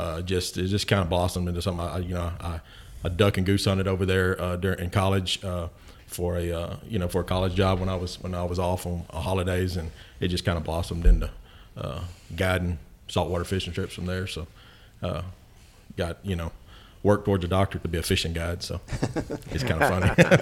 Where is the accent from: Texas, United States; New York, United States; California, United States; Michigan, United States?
Texas, United States; Chambers County; moved away as an adult; now in Matagorda, United States; I grew up in Chambers County, about 5 minutes from Trinity Bay